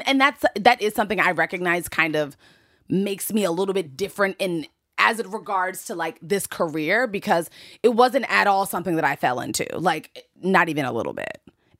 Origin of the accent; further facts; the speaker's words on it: DC area, Maryland, United States; because I'm from Maryland, D.C. area.